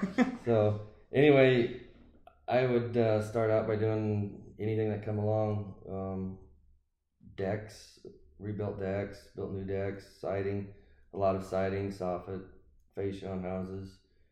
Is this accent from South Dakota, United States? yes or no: yes; Roscoe, South Dakota, United States; Small rural town up in north central South Dakota, about 300 people. Graduated from a class of 13 and grew up on a farm